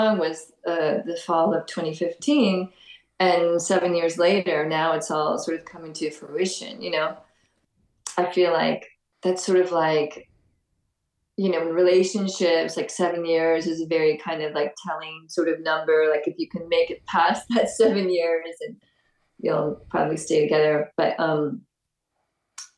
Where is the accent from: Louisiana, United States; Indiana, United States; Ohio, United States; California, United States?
California, United States; Los Angeles; moved away as an adult; also born or lived in Memphis, Tennessee / Nashville, Tennessee / San Diego, California; now in Brooklyn, New York, United States; I grew up in LA, which is, I guess you could say, a large city, but it's not really a city. It's just more like a big suburban sprawl. And so I grew up in the Valley, San Fernando Valley